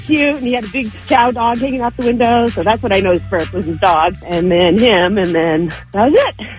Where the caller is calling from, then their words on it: Lake Arrowhead, California, United States; I'm calling from Lake Arrowhead.